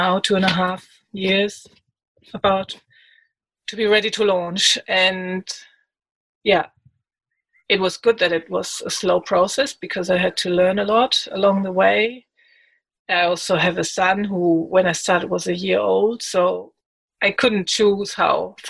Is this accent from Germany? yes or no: yes; Germany; moved away as an adult; now in Australia; I come from Germany originally. I've lived there for 26 years and then moved to Australia